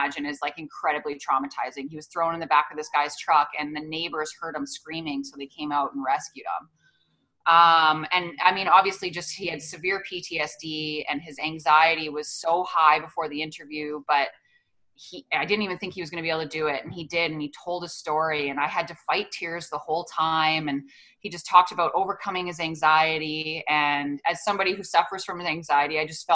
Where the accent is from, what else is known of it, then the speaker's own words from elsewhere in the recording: Edmonton, Alberta, Canada; I ended up coming back to a job in Edmonton, doing sports in my hometown.